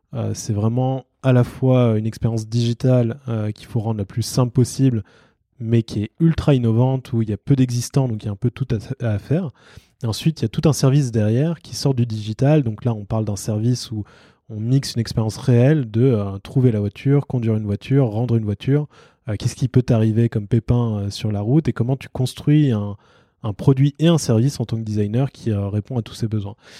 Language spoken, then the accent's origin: French; France; moi, en tant que Français